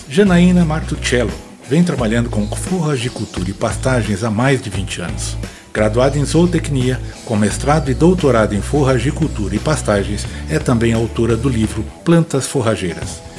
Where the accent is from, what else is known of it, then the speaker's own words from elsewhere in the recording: São Paulo, Brazil; eu sou um cara urbano, eu, sei, eu, sei, eu nasci na Moca, São Paulo, paulistano da gema, né, como dizem